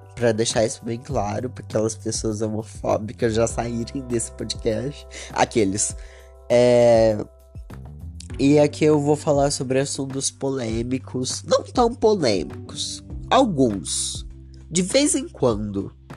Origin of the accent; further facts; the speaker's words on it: Batatais, São Paulo, Brazil; Eu sou de Batatais, interior de São Paulo